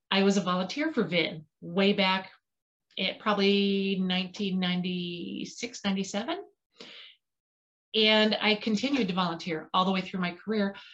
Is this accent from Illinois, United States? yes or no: yes; Payson, Illinois, United States; I'm from Podunk, Payson, Illinois, the middle of nowhere